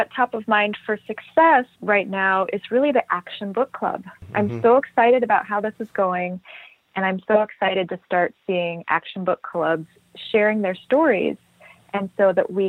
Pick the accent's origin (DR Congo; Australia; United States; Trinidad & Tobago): Trinidad & Tobago; I grew up in Tobago and Trinidad.